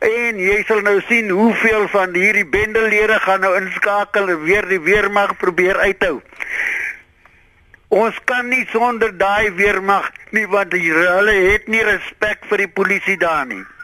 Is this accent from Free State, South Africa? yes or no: no; Paarl, Western Cape, South Africa; ek is in die Parel gebore en ek maar mens by die skool gegaan in die Parel skool